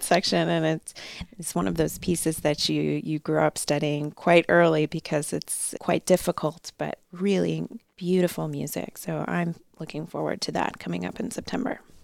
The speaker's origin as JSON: {"language": "English", "town": "Chicago", "region": "Illinois", "country": "United States", "tie": "born or raised there", "also_born_or_lived": "Pittsburgh, United States / Baltimore, United States", "moved": "as an adult", "lives_now": "Norfolk, United States", "said": "I grew up in the Chicago area"}